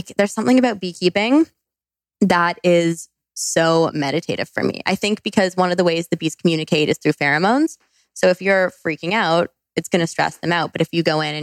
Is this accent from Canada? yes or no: yes; Canada; also born or lived in British Columbia; I went to school in British Columbia. I'm from Canada.